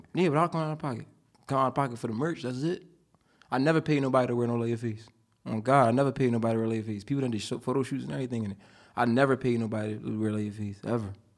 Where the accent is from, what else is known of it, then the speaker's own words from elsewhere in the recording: Upper Darby, Pennsylvania, United States; also born or lived in Philadelphia; I'm from, like, Upper Derby, Harrietown area